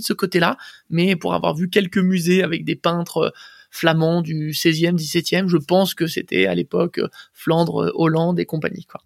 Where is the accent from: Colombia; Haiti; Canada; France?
France; Boulogne-Billancourt, Île-de-France; also born or lived in Paris; je suis né à Paris et grandi à Boulogne euh, quasiment toute mon, euh, toute mon enfance jusqu'à mes 20 ans à peu près